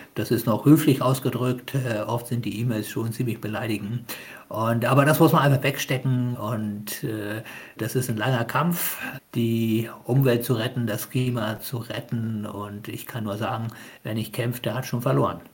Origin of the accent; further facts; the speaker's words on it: Hamburg, Germany; now in Kiel, Germany; Ich bin zwar in Hamburg äh, geboren, aber ich habe natürlich eine Beziehung zu Pakistan